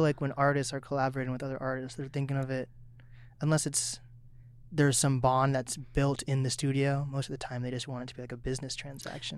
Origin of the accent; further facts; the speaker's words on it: Seattle, Washington, United States; moved away as an adult; now in Snohomish, United States; I grew up in East Seattle